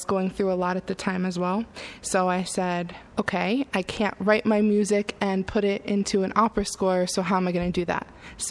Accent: Wayne, New Jersey, United States; Wayne, New Jersey

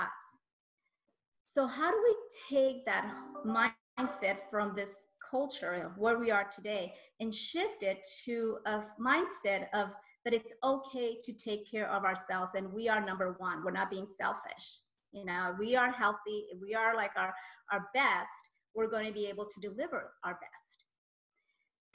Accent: Colombia; I'm Colombian from South America

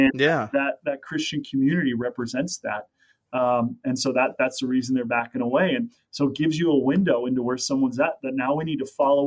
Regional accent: Las Vegas, Nevada, United States; also born or lived in Sacramento, California; now in Minnesota, United States; I grew up in Las Vegas, Nevada

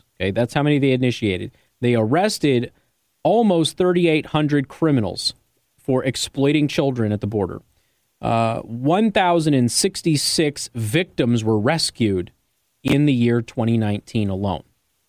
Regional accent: Southwest, United States; maybe it's because I come from the Southwest, and where I'm from, this is a regular occurrence

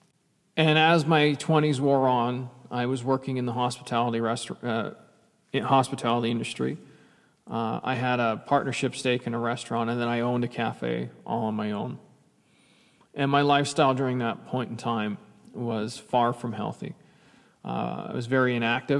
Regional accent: Canada; I'm a Canadian kid and played hockey from the time.

